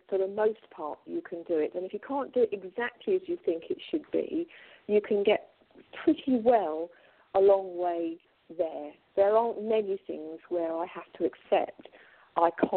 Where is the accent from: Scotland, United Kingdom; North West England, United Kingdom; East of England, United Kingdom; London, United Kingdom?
North West England, United Kingdom; Manchester; now in Colchester, United Kingdom; I come from Manchester. I was born in Manchester.